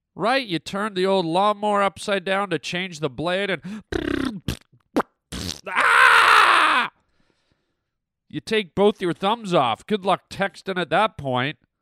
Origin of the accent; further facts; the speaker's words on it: Canada; moved away; also born or lived in Germany; I grew up in Canada